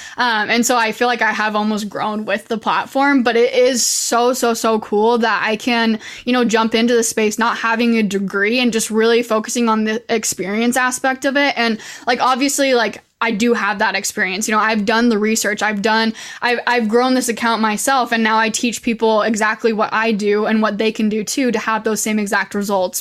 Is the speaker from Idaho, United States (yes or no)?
yes; Idaho, United States; moved away as an adult; now in Utah, United States; I'm originally from Idaho. That's where I was born and raised, and I'm currently living in Utah